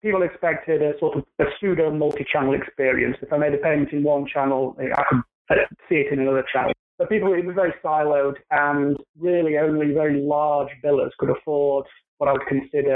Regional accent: United Kingdom; moved away as an adult; now in United States; From my accent, you can tell that I'm not from around the New York or New Jersey area. I'm originally from the UK

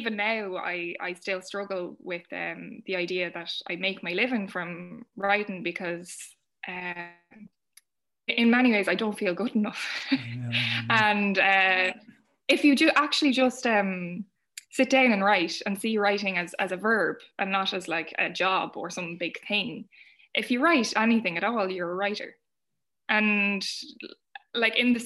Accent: Ireland; all of our history as Irish women of being oppressed

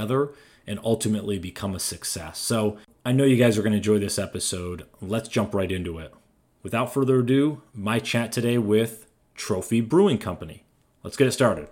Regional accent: Raleigh, North Carolina, United States; my hometown of Raleigh, North Carolina

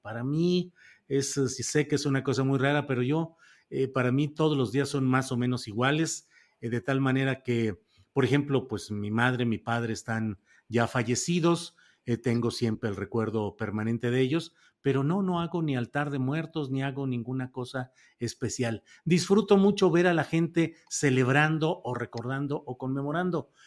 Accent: Mexico; los mexicanos celebramos

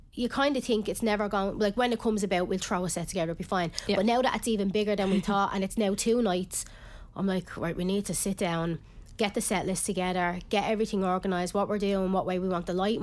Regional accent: Ireland; I am Irish

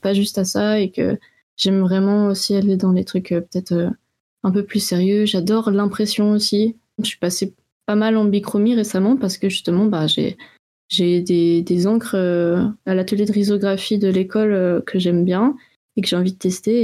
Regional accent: France; moved away as an adult; also born or lived in Switzerland; je venais de France

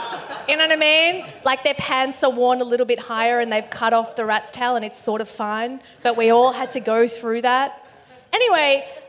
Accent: Bankstown, New South Wales, Australia; say Bankstown, because that is where I'm from.

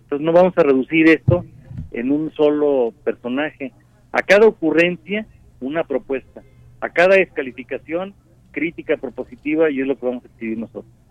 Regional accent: Mexico

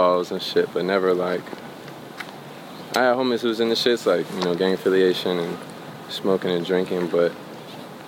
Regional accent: Bay Area, California, United States; born and raised in the Bay Area.

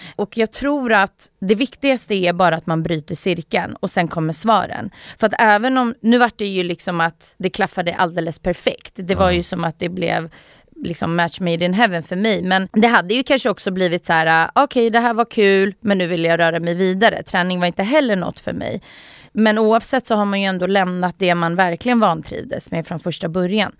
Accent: Sweden; Jag är född i Sverige

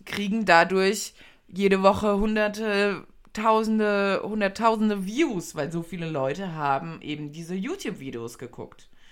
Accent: Germany; wir sind ja in Deutschland, wir sind Deutsche

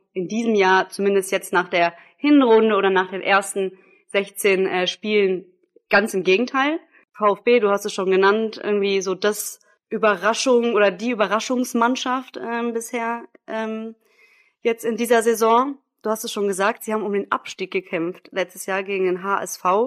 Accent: Düsseldorf, North Rhine-Westphalia, Germany; moved away as an adult; now in Munich, Germany; 27 Jahre alt, noch, gebürtige Düsseldorferin, seit acht Jahren inzwischen schon ähm, in München

